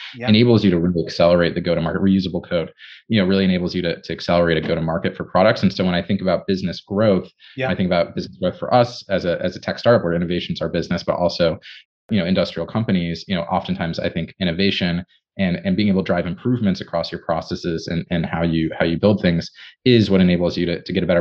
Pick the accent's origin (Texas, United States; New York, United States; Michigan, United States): Michigan, United States; Ann Arbor; I grew up in Michigan